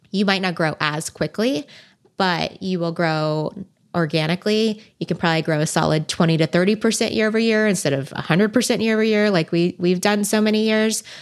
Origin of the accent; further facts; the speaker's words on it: California, United States; I've been born and bred in Silicon Valley, and venture capital is just like right outside my door.